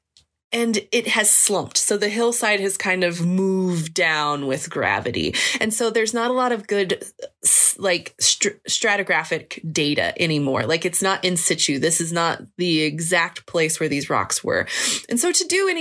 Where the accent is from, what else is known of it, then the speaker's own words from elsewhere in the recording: Kansas, United States; moved away; I grew up in Kansas